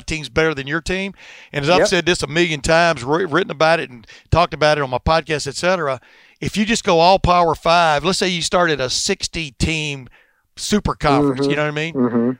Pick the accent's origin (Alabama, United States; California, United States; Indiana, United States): Alabama, United States; moved away; also born or lived in Texas; I grew up in Alabama and then we moved to Tech